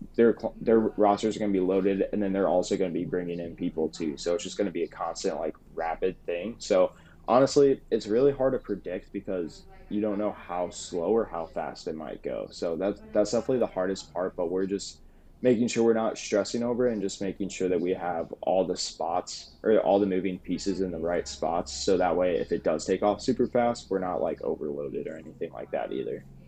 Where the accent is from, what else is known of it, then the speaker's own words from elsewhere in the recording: St. Louis, Missouri, United States; also born or lived in Springfield, Missouri; I'm from St. Louis